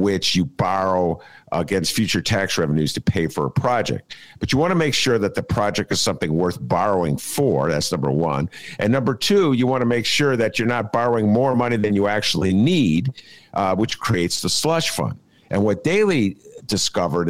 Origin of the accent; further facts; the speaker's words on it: Evanston, Illinois, United States; I'm from Evanston